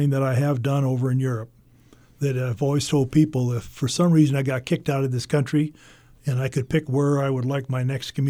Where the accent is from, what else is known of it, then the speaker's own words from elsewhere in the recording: United States; the reason being is that I grew up on the Mississippi River, and it was always fun for me when I would be in a boat and, and look at my hometown from the river